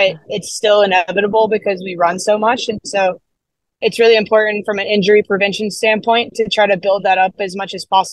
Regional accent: United States; being an American

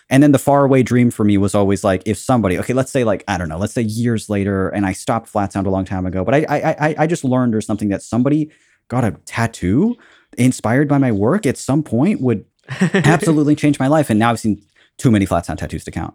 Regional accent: Southern California, United States; also born or lived in Cabo San Lucas, Mexico / La Paz, Mexico / Washington State, United States; I've been in Southern California my whole life

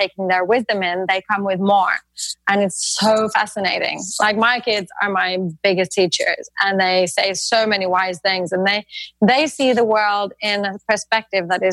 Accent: Norway; I'm from Norway

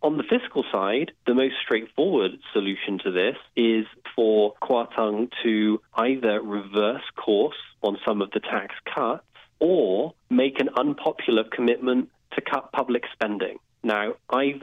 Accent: United Kingdom; I'm a Brit

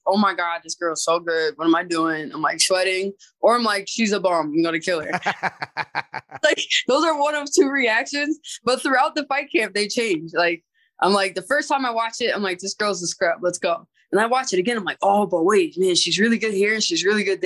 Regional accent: Springfield, Massachusetts, United States; born or raised there; moved away as an adult

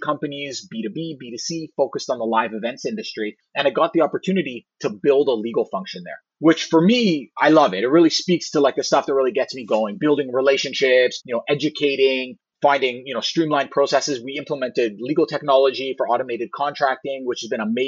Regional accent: Toronto, Ontario, Canada; I grew up in the Toronto area

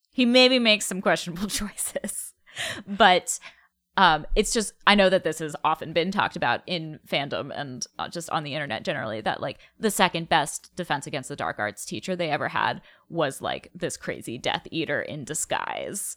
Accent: New England, United States; moved away as an adult; also born or lived in New York / Colorado; now in New Mexico, United States; I grew up in New England. I went to college in New England. I moved to New York.

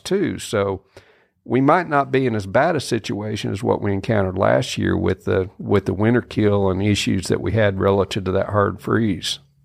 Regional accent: Kansas, United States; moved away as an adult; now in Mississippi, United States; I grew up in Kansas, um, you know, when was 18 years old

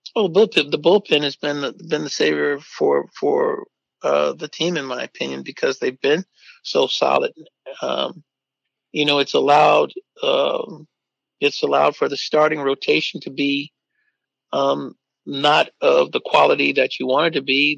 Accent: Oakland, California, United States; as young kids, when we grew up in East Oakland

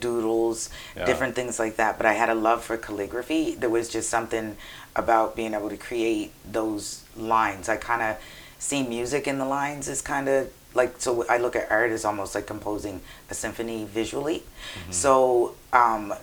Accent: Nova Scotia, Canada; also born or lived in Texas; I'm from Nova Scotia, so I always grew up with white friends.

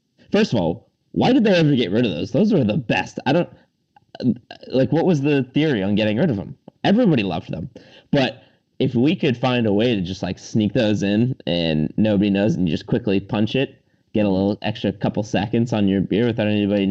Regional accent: Massachusetts, United States; we're all from Massachusetts

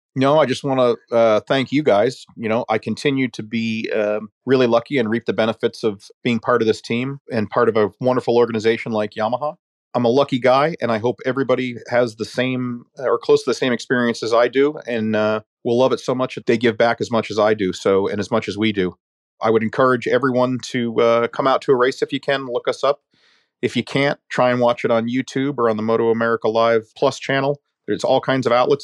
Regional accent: United States; as an American

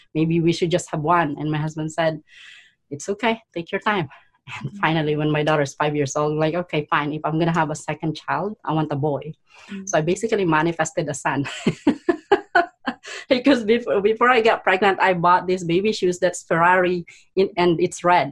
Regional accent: Philippines; now in Canada; I was born in poverty in the Philippines. I was the eldest of five siblings.

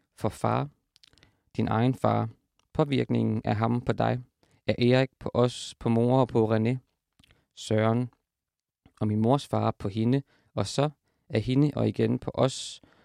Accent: Horsens, Central Denmark Region, Denmark; hvor jeg er fra, som er, som er Horsens

